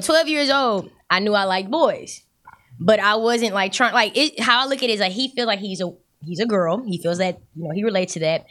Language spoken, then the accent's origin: English; Galveston, Texas, United States; I'm from Galveston